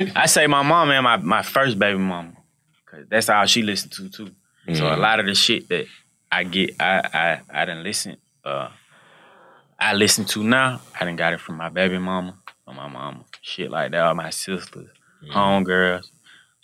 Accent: Atlanta, Georgia, United States; growing up in Atlanta

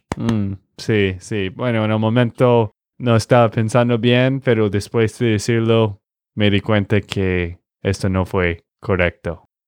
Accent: Texas, United States; de Texas, Estados Unidos

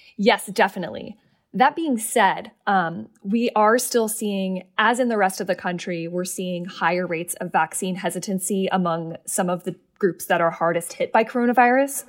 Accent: Seattle, Washington, United States; I'm from Seattle.

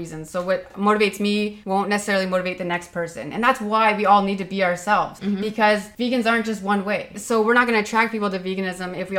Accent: Ontario, Canada; we're Canadian

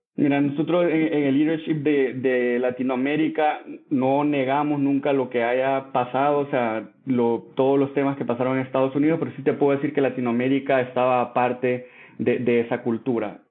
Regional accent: El Salvador; moved away as an adult; also born or lived in France / Mexico; yo soy salvadoreño, nací y crecí en El Salvador

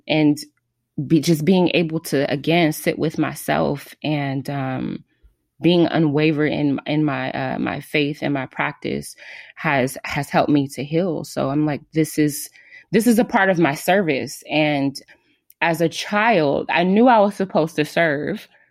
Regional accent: Los Angeles, California, United States; I am from Los Angeles, California.

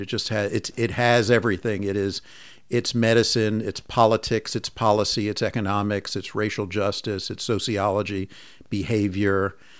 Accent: Long Island, New York, United States; moved away as an adult; also born or lived in Philadelphia; now in San Francisco, United States; I grew up in Long Island and went to college and med school in Philadelphia at Penn

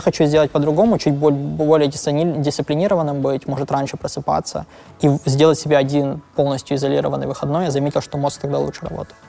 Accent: Lviv, Lviv Oblast, Ukraine; now in Berlin, Germany; я родился во Львове, мы жили вместе

